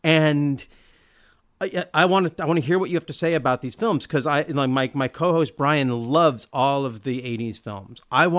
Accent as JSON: {"language": "English", "town": "Olympia", "region": "Washington", "country": "United States", "tie": "born or raised there", "said": "Well, I grew up in Olympia, Washington."}